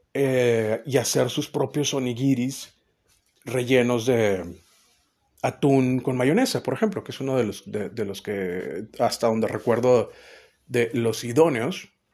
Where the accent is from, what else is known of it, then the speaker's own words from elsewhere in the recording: Mexico; siendo mexicano las pupilas gustativas están un poquito más dañadas